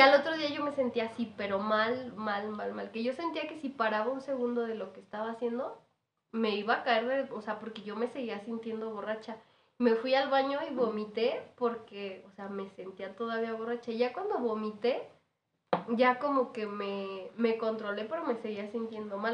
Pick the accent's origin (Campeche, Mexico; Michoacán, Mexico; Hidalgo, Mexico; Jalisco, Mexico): Michoacán, Mexico; moved away; also born or lived in Morelia; yo soy de Michoacán, me regresé a vivir a Morelia